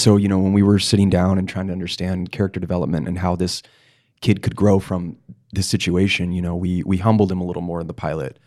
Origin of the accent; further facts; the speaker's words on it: Palos Verdes, California, United States; I'm from Palos Verdes